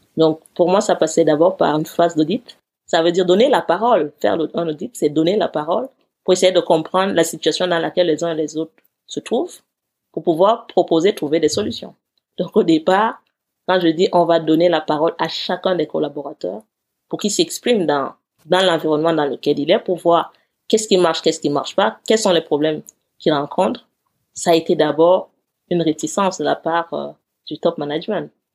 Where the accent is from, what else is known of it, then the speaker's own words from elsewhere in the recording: Cameroon; also born or lived in Eseka, Cameroon / Yaoundé, Cameroon / United States; now in Paris, France; Avant d'arriver en France, j'ai vécu dans une petite ville qui s'appelle Ezeka, puis j'ai vécu dans la capitale du Cameroun.